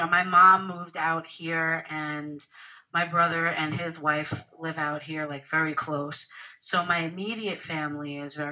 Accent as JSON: {"language": "English", "region": "New York", "country": "United States", "tie": "born or raised there", "also_born_or_lived": "Bronx / Long Island", "said": "I actually was born and raised in New York"}